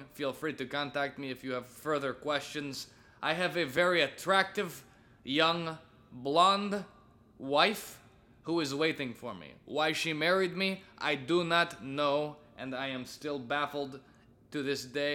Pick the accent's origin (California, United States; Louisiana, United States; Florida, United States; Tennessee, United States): California, United States; Burbank; I was born in St. Joseph's Hospital in Burbank, California